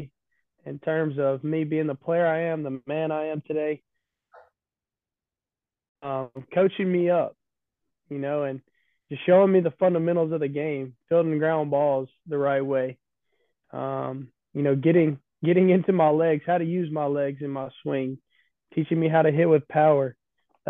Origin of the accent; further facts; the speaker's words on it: Independence, Mississippi, United States; also born or lived in Southaven, Mississippi; I grew up in Independence, Mississippi, and then I moved up to DeSoto Central, which is South Haven area. South Haven, Mississippi